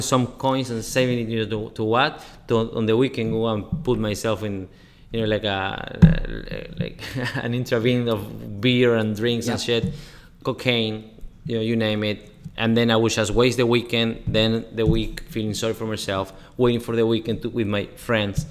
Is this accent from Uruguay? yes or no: yes; Uruguay; in Uruguay, you know, I'm from Uruguay